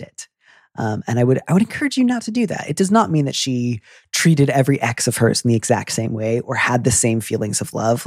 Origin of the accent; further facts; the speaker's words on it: Midwest, United States; I'm from the Midwest